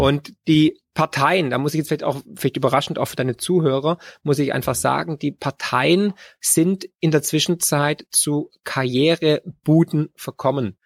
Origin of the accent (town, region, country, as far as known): Germany